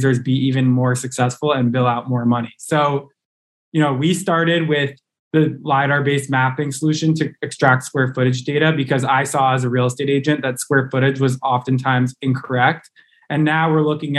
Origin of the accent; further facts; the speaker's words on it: New York area, United States; I was born and raised in the New York area